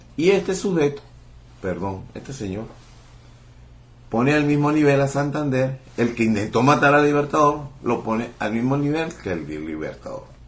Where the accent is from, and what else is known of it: Venezuela